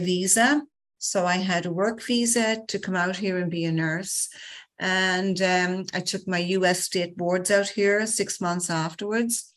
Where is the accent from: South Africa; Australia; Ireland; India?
Ireland; moved away as an adult; now in New York, United States; I grew up in Ireland, actually in rural Ireland, and went to school in Ireland and came out to the USA as a qualified nurse in 1988.